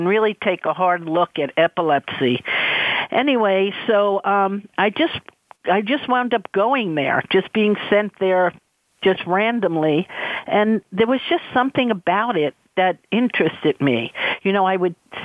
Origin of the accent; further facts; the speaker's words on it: New York City, New York, United States; I grew up in New York City. I was born in Brooklyn and raised in New York City